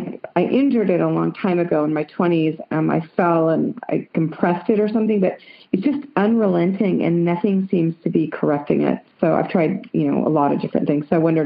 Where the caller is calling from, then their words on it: Santa Cruz, California, United States; I'm calling from Santa Cruz, California.